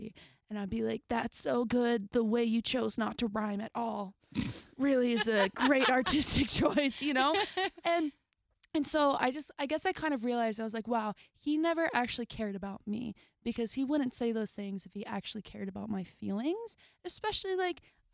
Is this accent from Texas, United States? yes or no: yes; Dallas, Texas, United States; now in Nashville, United States; I'm actually from Texas